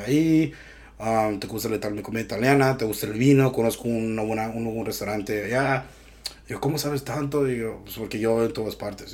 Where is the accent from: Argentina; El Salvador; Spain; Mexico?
Mexico; moved away; soy mexicano